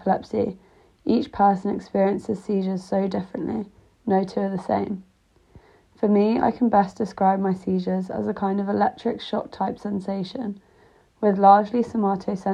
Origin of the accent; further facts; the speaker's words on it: Greater London, United Kingdom; moved away as an adult; also born or lived in Leeds / Rotterdam; I grew up in Greater London